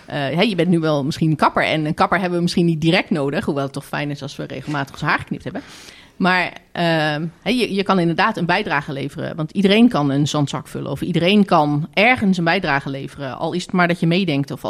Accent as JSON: {"language": "Dutch", "country": "Netherlands", "said": "zijn we misschien te nuchter als Nederlander?"}